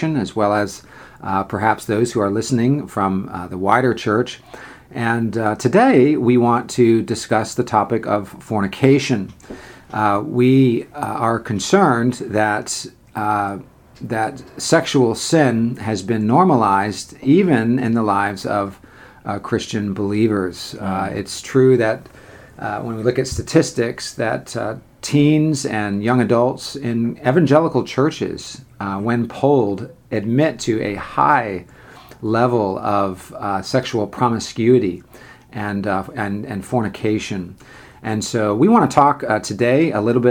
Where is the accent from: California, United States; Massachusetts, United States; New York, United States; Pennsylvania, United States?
California, United States; Northern; now in Charleston, United States; I grew up in Northern California